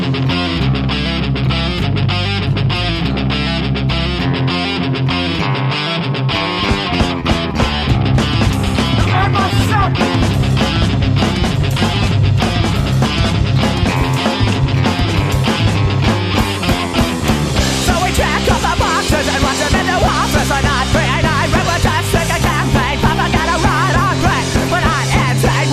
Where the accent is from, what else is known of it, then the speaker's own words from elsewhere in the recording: Duluth, Minnesota, United States; Duluth, Minnesota, my hometown, out on the edge of Lake Superior